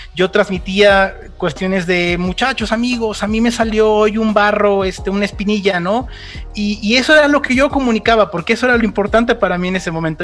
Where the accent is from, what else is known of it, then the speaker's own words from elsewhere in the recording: Mexico; de México para el mundo